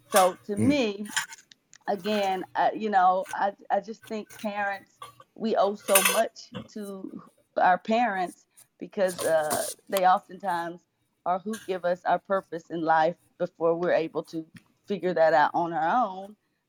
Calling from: Memphis, Tennessee, United States; This is … coming in from Memphis, Tennessee.

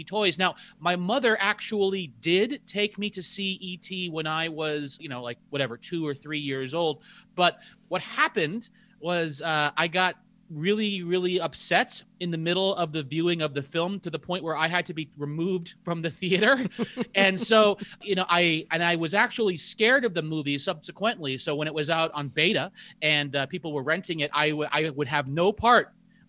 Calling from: Honolulu, Hawaii, United States; I'm joining you from Honolulu, Hawaii. So life is pretty good for me.

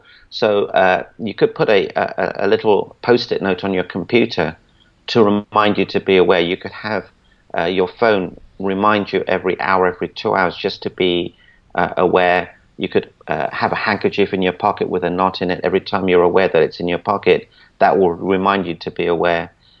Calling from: Celebration, Florida, United States; I'm in Orlando, Florida, actually in a town called Celebration.

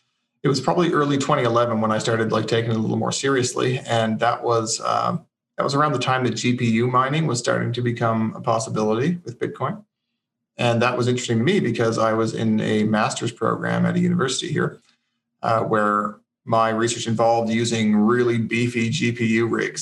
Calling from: Fredericton, New Brunswick, Canada; I'm in Fredericton, New Brunswick.

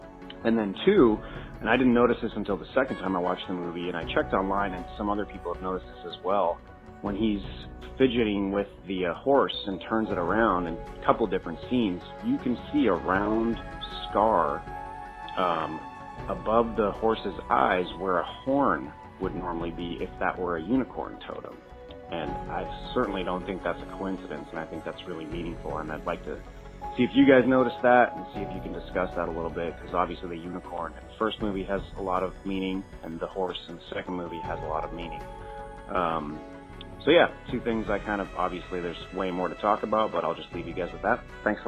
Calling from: Oakland, California, United States; I'm calling from Oakland, California.

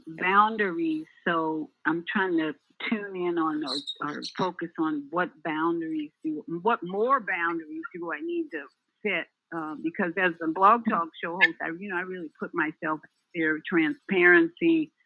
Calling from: Orlando, Florida, United States; This is … in Orlando, Florida.

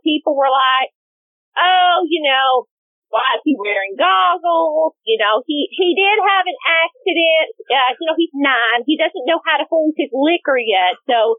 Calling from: Plano, Texas, United States; I'm calling from Plano, Texas.

